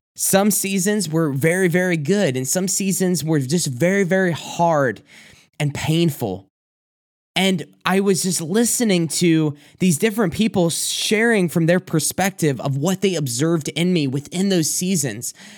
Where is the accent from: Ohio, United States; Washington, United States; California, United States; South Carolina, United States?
South Carolina, United States; moved away as an adult; now in Michigan, United States; I'm originally from South Carolina